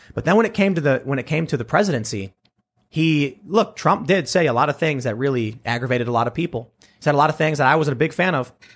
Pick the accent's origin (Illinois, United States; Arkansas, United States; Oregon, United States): Illinois, United States; Chicago; where I lived on the south side, it wasn't as crammed as, say, downtown or Manhattan